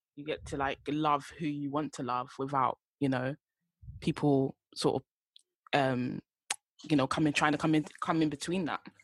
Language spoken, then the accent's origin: English; United Kingdom; also born or lived in Ghana (heritage); us being British, me and … being Ghanaian